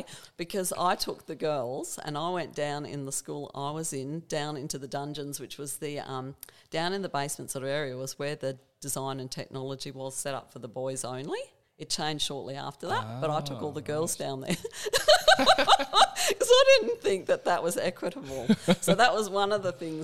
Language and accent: English; Hobart, Tasmania, Australia; I grew up in Hobart, we actually moved to the Eastern Shore